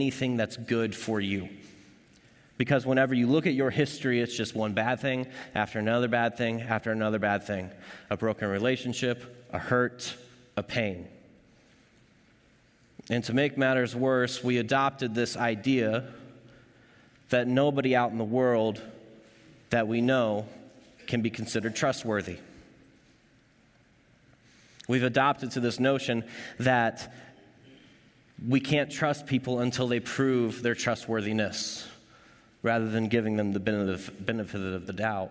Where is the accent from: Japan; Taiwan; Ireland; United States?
United States; Kentucky; moved away as an adult; now in Kansas, United States; I'm from Kentucky